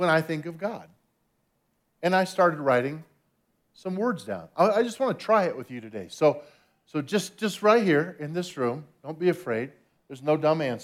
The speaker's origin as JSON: {"language": "English", "town": "Albuquerque", "region": "New Mexico", "country": "United States", "tie": "born or raised there", "said": "I was born in Albuquerque, New Mexico"}